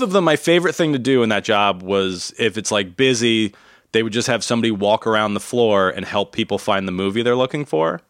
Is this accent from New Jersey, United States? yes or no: yes; New Jersey, United States; I grew up in New Jersey